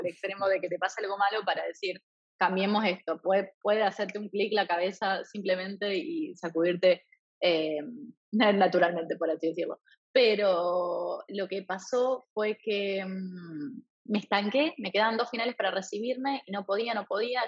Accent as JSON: {"language": "Spanish", "town": "Eusebia", "region": "Santa Fe", "country": "Argentina", "tie": "born or raised there", "also_born_or_lived": "Rafaela, Argentina / France / Thailand", "first_language": "Spanish", "moved": "as an adult", "lives_now": "New York, United States", "said": "soy originalmente de un lugar donde es completamente distinto al donde estoy ahora, que es Eusebia, un pueblito muy chiquito, 800 habitantes, en la provincia de Santa Fe, en Argentina"}